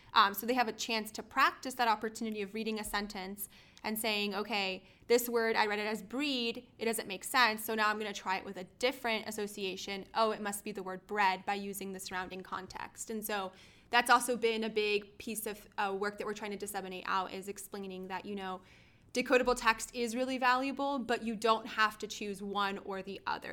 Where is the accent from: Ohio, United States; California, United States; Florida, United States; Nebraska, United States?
Florida, United States; we are all from Florida